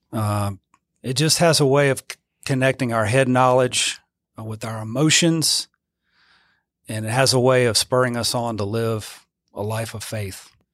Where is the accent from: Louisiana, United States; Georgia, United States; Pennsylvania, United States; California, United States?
Louisiana, United States; Zachary; also born or lived in Eunice, Louisiana; I grew up, uh, in Zachary, Louisiana